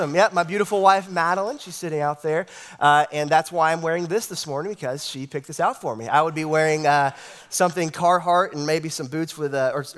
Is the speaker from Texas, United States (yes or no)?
yes; East Texas, United States; I was raised here in East Texas, been here all my life